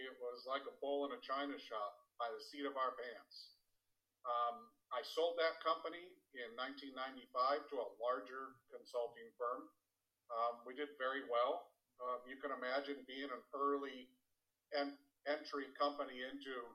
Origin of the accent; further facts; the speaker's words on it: Southern California, United States; I was growing up in Southern California